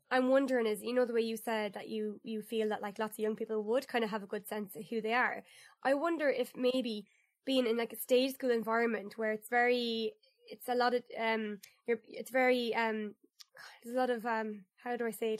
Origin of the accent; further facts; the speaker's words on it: Ireland; proud of my country